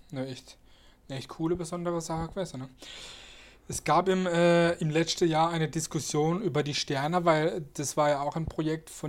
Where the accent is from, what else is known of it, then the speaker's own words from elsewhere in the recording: Rastatt, Baden-Württemberg, Germany; Ich meine, ich selber bin ja da auch äh, groß geworden, weil ich bin ja hier auch in Rastatt geboren, habe hier meine Kindheit verbracht.